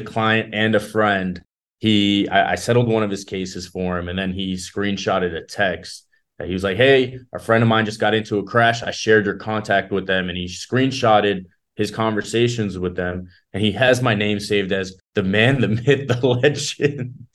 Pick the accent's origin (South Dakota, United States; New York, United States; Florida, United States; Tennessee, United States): Florida, United States; South; also born or lived in Israel; I moved to Florida when I was five years old. So, I've been here almost all my life